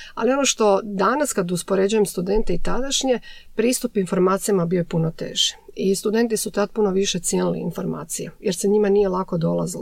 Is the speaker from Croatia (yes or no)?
yes; Šibenik, Šibenik-Knin County, Croatia; moved away as an adult; now in Zagreb, Croatia; Tad sam došla iz Šibenika u Zagreb na studij.